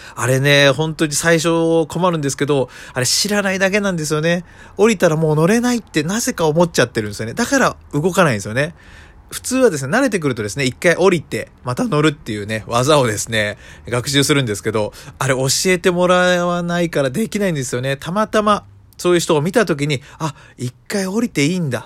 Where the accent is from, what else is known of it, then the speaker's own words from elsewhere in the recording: Ishikawa, Japan; 僕の地元石川とかだと